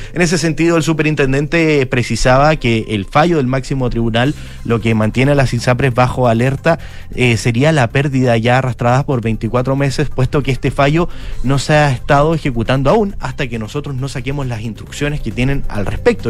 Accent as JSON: {"language": "Spanish", "country": "Chile", "said": "acá en nuestro país"}